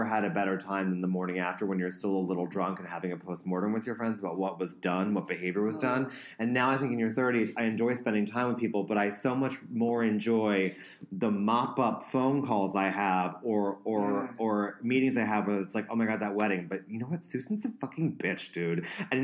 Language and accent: English; United States; I am an American